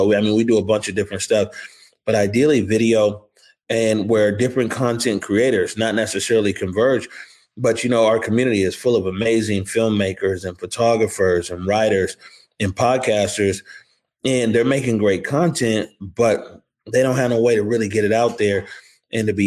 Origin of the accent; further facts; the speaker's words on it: Seattle, Washington, United States; also born or lived in Elizabeth City, North Carolina / New York; I'm from the Central District of Seattle. Grew up on 29th and Jackson